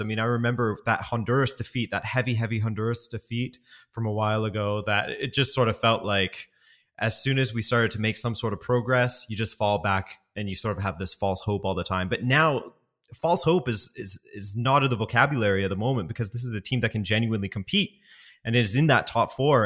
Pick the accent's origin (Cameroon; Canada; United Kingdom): Canada; West Coast; moved away as an adult; also born or lived in Montreal, Canada; now in Europe; I am from the West Coast originally.